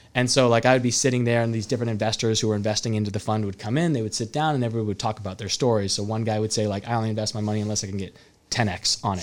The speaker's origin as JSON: {"language": "English", "town": "Salinas", "region": "California", "country": "United States", "tie": "born or raised there", "also_born_or_lived": "Arizona", "moved": "as an adult", "said": "I was from Salinas"}